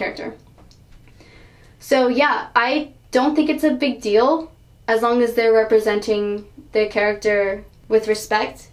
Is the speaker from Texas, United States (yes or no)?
yes; Houston, Texas, United States; I'm from Houston, so like NASA is in Houston, so everyone knew about it.